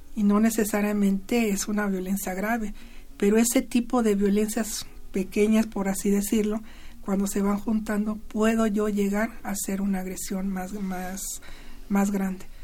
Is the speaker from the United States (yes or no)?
no; Mexico